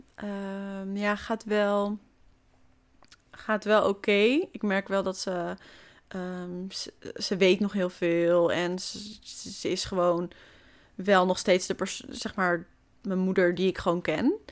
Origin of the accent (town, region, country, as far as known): Hoofddorp, North Holland, Netherlands; born or raised there; now in Amsterdam, Netherlands